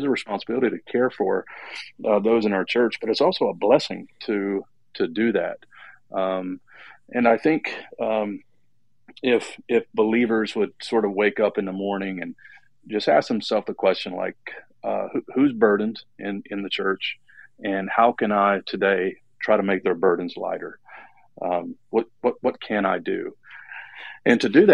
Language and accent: English; Detroit, Michigan, United States; I was born in Detroit, and I come from a very blue-collar family